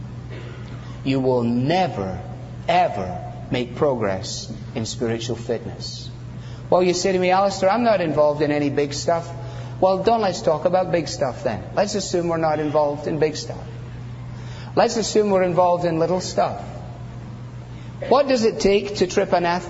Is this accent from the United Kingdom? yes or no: yes; Scotland, United Kingdom; I'm not Scottish for nothing